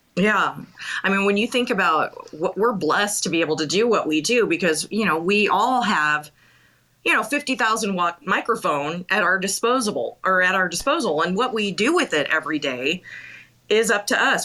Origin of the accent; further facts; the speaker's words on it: Bozeman, Montana, United States; I'm from Bozeman. So, um, oh. yeah, I'm a Bobcat girl.